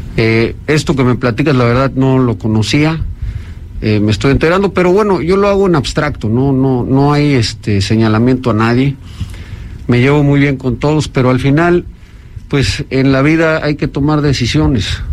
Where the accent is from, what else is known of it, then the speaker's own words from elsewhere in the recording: Oaxaca, Mexico; mi pueblo, Oaxaca